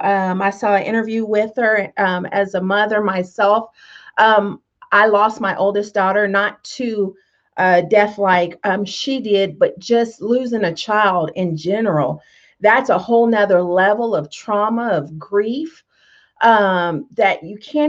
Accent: Tonganoxie, Kansas, United States; this lady I grew up with in Tonganoxie. We're Tonganoxie country girls

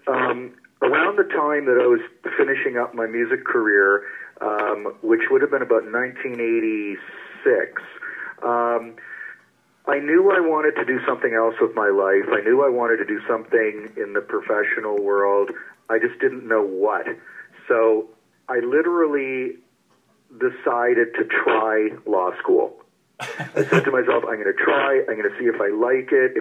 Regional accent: Toronto, Ontario, Canada; I grew up in Toronto

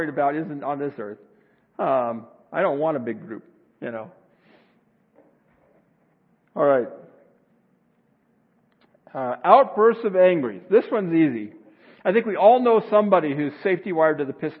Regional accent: Arizona, United States; I grew up in Arizona

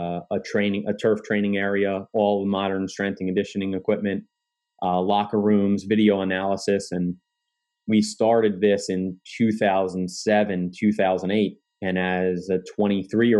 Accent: Kearny, New Jersey, United States; So I grew up in Kearney, New Jersey.

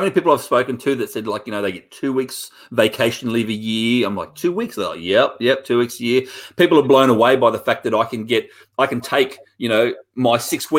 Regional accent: Australia; moved away as an adult; also born or lived in New South Wales; now in United States; I'm from Australia

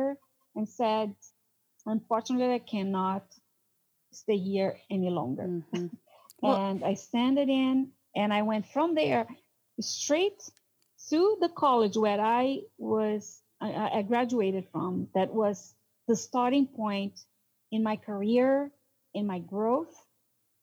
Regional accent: Brazil; English is a second language; moved away as an adult; also born or lived in New York; now in United States; I'm from South America, I'm considered Hispanic. I do have an accent.

